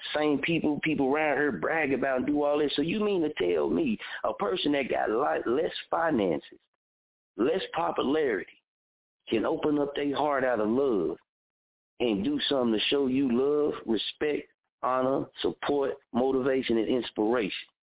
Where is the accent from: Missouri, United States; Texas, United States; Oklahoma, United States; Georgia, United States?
Oklahoma, United States; Muskogee; my hometown since I lived here, born and raised here